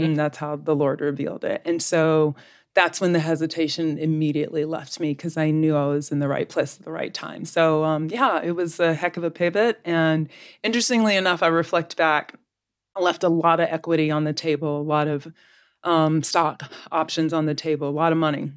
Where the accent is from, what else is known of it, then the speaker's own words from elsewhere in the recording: Southeastern US, United States; also born or lived in Florida / Georgia; now in Texas, United States; I'm a Southeastern girl, but I now live in the great state of Texas